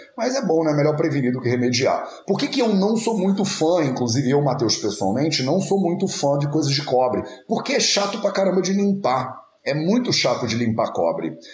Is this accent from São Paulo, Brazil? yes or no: no; Rio de Janeiro, Brazil; also born or lived in northern Portugal; now in Portugal; Eu sou carioca, cresci a minha vida inteira no Rio de Janeiro